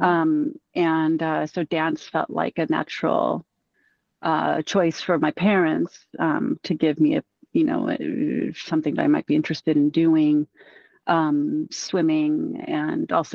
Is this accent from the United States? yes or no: yes; Southern California, United States; I grew up in Southern California and I grew up in the beaches